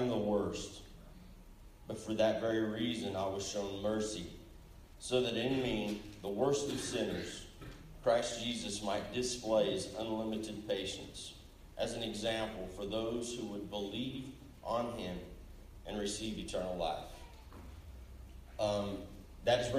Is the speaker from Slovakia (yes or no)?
no; Enid, Oklahoma, United States; I grew up here in Enid, Oklahoma